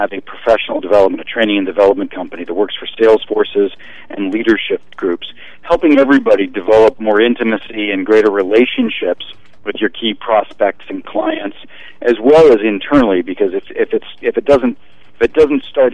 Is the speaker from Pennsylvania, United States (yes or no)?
yes; Pittsburgh, Pennsylvania, United States; now in Los Angeles, United States; my hometown of Pittsburgh, Pennsylvania